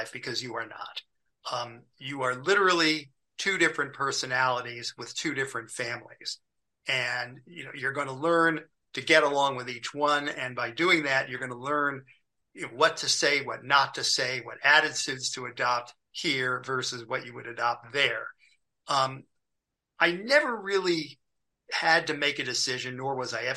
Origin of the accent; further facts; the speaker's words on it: Beverly Hills, California, United States; also born or lived in New York; Beverly Hills where I lived.